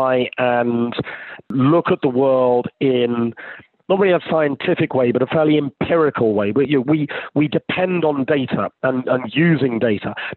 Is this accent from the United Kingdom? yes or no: yes; United Kingdom; being British